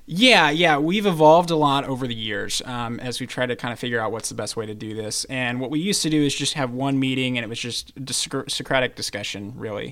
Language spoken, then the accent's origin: English; St. Louis, Missouri, United States; moved away; I'm from Saint Louis, Missouri